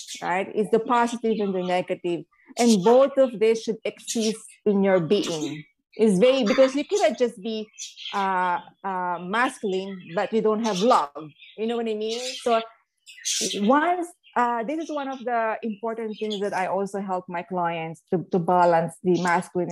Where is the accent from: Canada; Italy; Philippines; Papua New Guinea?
Philippines; I grew up in the Philippines as a Catholic